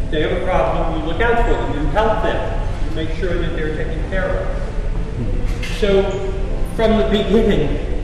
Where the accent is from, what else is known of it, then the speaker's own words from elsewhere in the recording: Elizabeth, New Jersey, United States; I was born in Elizabeth, New Jersey, to two practicing Catholic parents